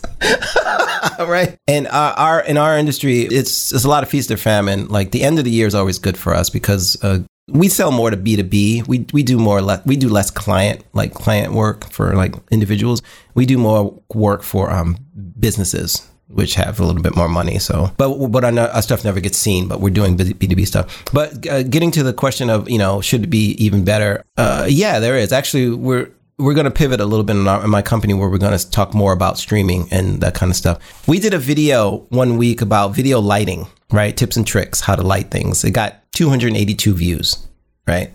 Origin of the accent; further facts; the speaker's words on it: New York, United States; moved away; I'm from New York